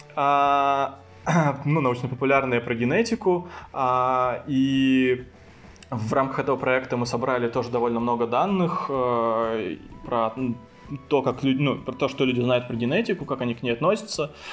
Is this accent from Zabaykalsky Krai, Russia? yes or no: yes; Chita, Zabaykalsky Krai, Russia; moved away as an adult; also born or lived in Tomsk; now in Sochi, Russia; Я сам не из Томска, я приехал э, вообще туда из Читы э, поступать, и, соответственно, там и остался